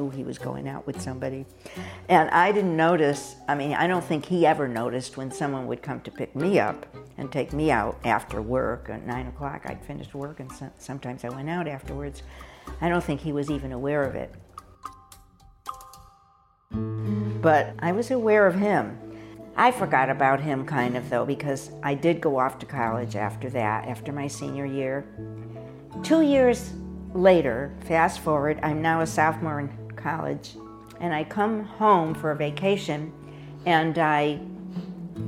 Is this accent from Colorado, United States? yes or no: no; Hartford, Connecticut, United States; moved away as an adult; I grew up in Hartford, Connecticut, where I spent the first 18 years of my life and never moved back after that.